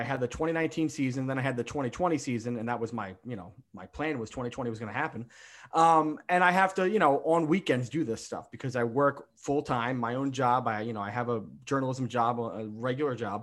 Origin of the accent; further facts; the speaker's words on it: Philadelphia, Pennsylvania, United States; I grew up in Philadelphia. I grew up with Veterans Stadium